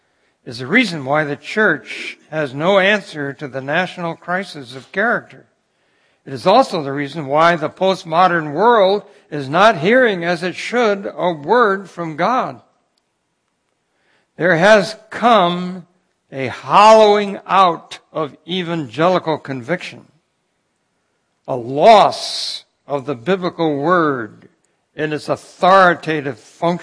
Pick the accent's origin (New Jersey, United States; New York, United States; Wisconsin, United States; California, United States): New York, United States; Cooperstown; As I mentioned to you, I was born in Cooperstown, New York. My dad was connected with Cornell University as an extension agent.